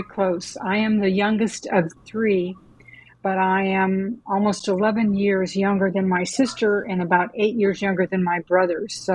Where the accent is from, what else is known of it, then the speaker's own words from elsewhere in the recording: Gary, Indiana, United States; I'm a Hoosier, from Indiana. I grew up in Gary, Indiana.